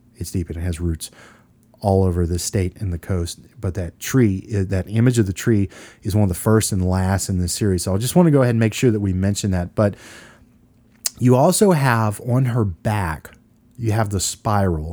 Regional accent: Louisiana, United States; we're from Louisiana

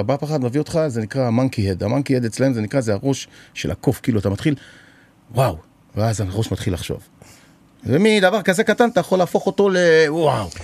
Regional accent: Israel; באתי מישראל

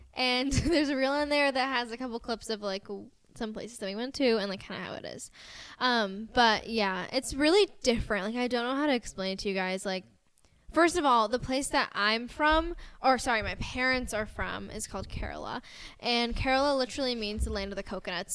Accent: United States; accent: American; my American white girl accent

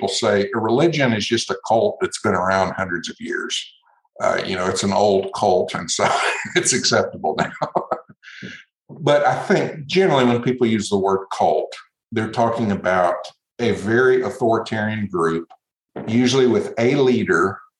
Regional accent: Brazil; I grew up in Brazil, and the word culto is the word for worship.

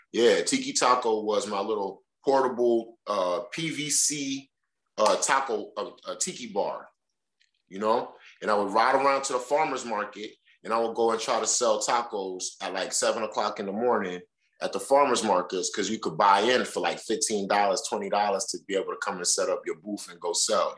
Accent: New York City, New York, United States; my mom's neighborhood where I grew up at is always home base

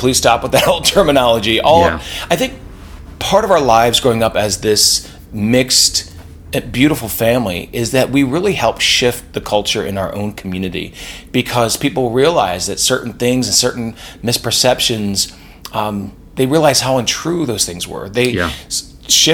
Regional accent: Lancaster County, Pennsylvania, United States; I grew up in Lancaster County, Pennsylvania

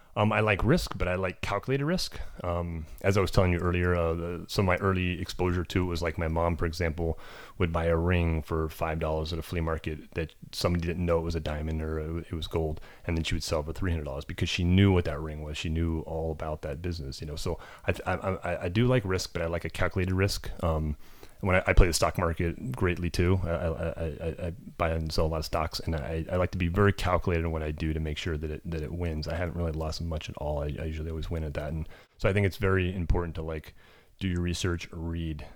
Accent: California, United States; I grew up in America, um, little farm out in California

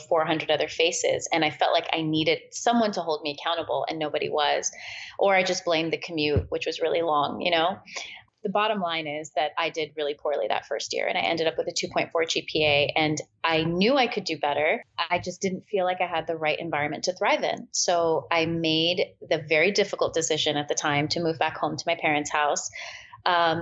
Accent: California, United States; born or raised there; also born or lived in Peshawar, Pakistan

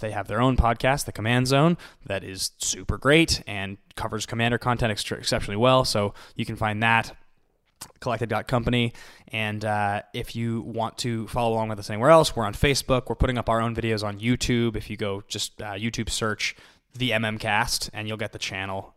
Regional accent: Seattle, Washington, United States; I'm from there

